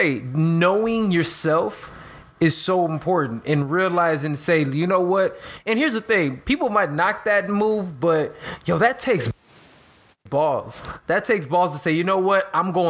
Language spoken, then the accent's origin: English; Chicago, Illinois, United States; I'm Chicago.